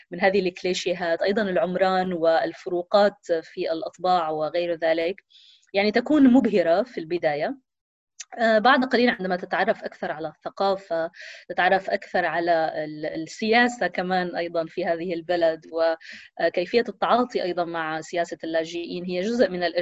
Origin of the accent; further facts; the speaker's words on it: Syria; also born or lived in Palestine; كوني فلسطينية سورية آه هذا يعني أنني آه أنا وأهلي آه يعني شبه محبوسين في في سوريا